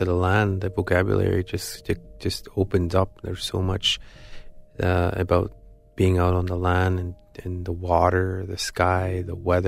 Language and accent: English; Attawapiskat, Ontario, Canada; I'm from Ottawa, Biscayne, Ontario